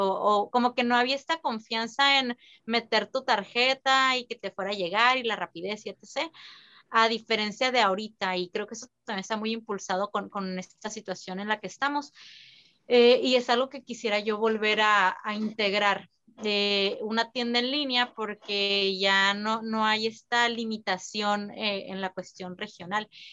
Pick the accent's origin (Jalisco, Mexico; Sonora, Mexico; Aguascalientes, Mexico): Sonora, Mexico; San Luis Río Colorado; yo soy de San Luis Colorado